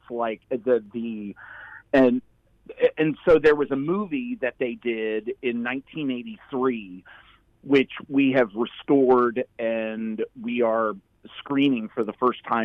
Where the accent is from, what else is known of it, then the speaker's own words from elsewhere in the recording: Amish country in Pennsylvania, United States; also born or lived in Athens, Georgia; now in Atlanta, United States; I grew up in Amish country in Pennsylvania.